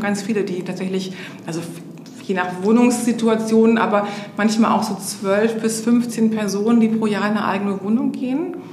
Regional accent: Hamburg, Germany; also born or lived in Berlin / Schenefeld; bin in Hamburg groß geworden, habe dann in Berlin studiert

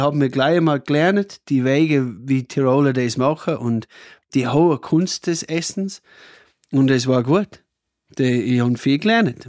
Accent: Cooma, New South Wales, Australia; German is a second language; moved away as an adult; also born or lived in Austria; now in Pettneu am Arlberg, Austria; ich komme aus Australien, vielleicht hört man es eh. Also, aber oh, ich komme von einem Dorf, Kuma heißt es

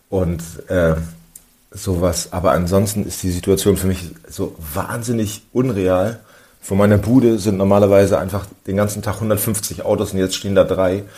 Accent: near Cuxhaven, Lower Saxony, Germany; now in Berlin, Germany; Ich komme aus der Nähe von Cuxhaven.

